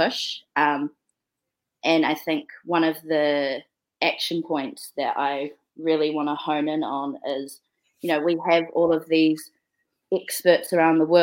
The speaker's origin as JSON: {"language": "English", "country": "New Zealand", "said": "I'm from Aotearoa"}